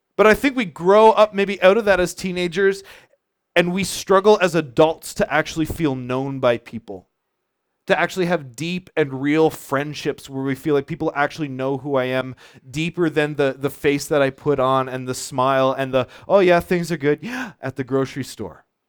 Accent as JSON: {"language": "English", "town": "Charlottetown", "region": "Prince Edward Island", "country": "Canada", "tie": "born or raised there", "lives_now": "Montague, Canada", "said": "I grew up in Charlottetown"}